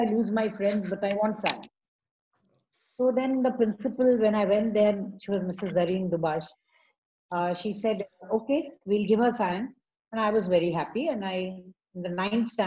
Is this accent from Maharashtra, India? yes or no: yes; Pune, Maharashtra, India; also born or lived in Mumbai; So my grandmother took me to Pune. And Pune, I was, as I grew up, I was admitted in Convent of Jesus